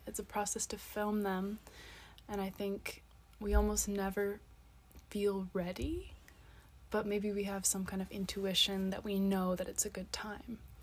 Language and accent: English; Nova Scotia, Canada; moved away as an adult; also born or lived in Montreal, Quebec; now in Seville, Spain; I'm from Nova Scotia, from Canada